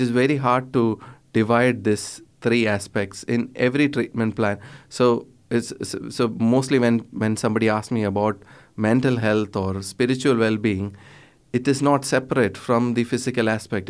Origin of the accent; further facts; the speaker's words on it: Kerala, India; I'm from Kerala